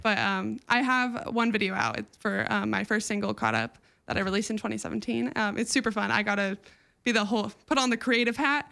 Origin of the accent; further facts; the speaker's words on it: Newport Beach, California, United States; I grew up just like in Newport Beach around like beachy music and like 80s pop